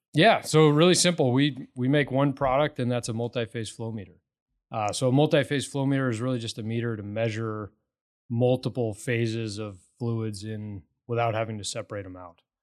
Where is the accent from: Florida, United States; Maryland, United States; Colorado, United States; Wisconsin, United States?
Colorado, United States; Morrison; now in Katy, United States; I grew up in Morrison, so kinda the west